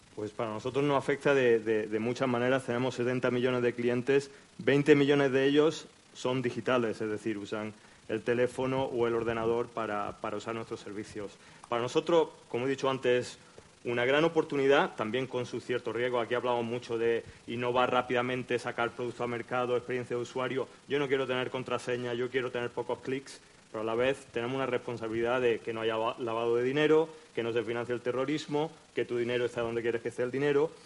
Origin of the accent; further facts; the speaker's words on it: Almería, Andalusia, Spain; moved away; also born or lived in United States / London; Yo soy almeriense, como podéis oír por el acento.